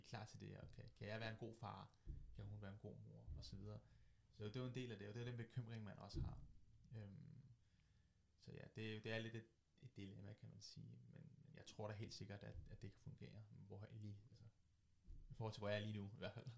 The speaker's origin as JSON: {"language": "Danish", "town": "Køge", "region": "Zealand", "country": "Denmark", "said": "jeg kommer fra Køge, bor, fra Køge, bor i Køge, arbejder fra Køge og jeg vil gerne blive i Køge."}